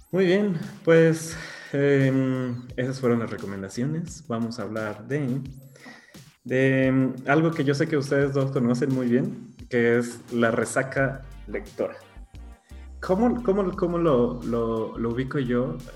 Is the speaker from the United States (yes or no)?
yes; United States; mis papás llegaron a Estados Unidos, este, yo ya nací en Estados Unidos, pero sigo teniendo como ese, ese, ese, esa relación con algo que realmente yo no conocí, pero me intentan inculcar, pero realmente yo ya soy de acá